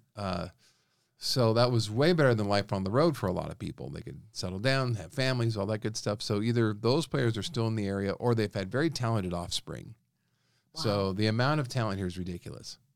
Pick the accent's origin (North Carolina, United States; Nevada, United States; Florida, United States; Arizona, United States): Nevada, United States; Reno; Born and raised in Reno, obviously, I was coming to Sparks growing up